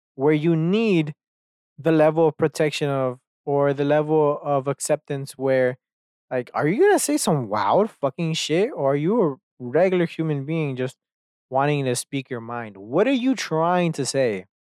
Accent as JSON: {"language": "English", "region": "Texas", "country": "United States", "tie": "born or raised there", "said": "I grew up in Texas"}